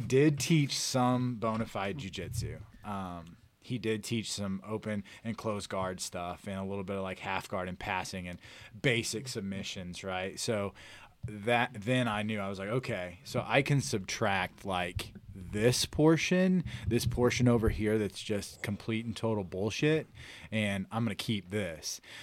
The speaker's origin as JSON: {"language": "English", "town": "Elvins", "region": "Missouri", "country": "United States", "tie": "born or raised there", "said": "So I'm born and raised in the Farmington area, uh, from Elvins, Missouri"}